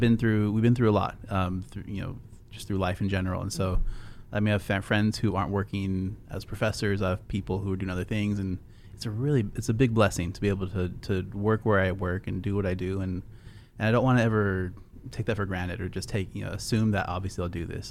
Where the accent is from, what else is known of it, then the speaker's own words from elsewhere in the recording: California, United States; moved away as an adult; also born or lived in Seattle, Washington; now in Texas, United States; I came from California. I was born on the West Coast, over in Seattle. I lived in California most of my life